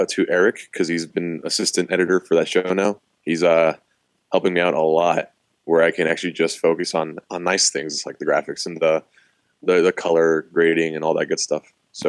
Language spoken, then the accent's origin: English; Austin, Texas, United States; I'm 25. I'm from Austin.